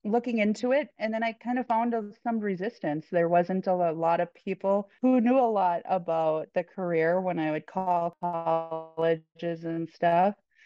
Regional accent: Benson, Minnesota, United States; also born or lived in Pennsylvania / Colorado; Benson, Minnesota is my hometown. This is the home course that I grew up on

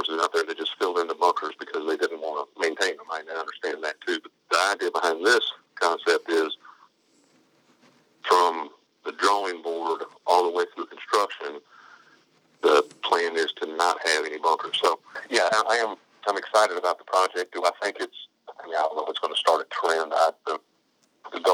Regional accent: Indiana, United States; moved away; when I grew up in Indiana

